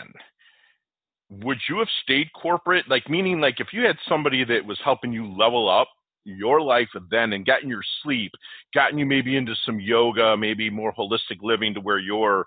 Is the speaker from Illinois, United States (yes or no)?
no; Detroit, Michigan, United States; now in Florida, United States; I'm from Detroit, and we moved down here to Florida.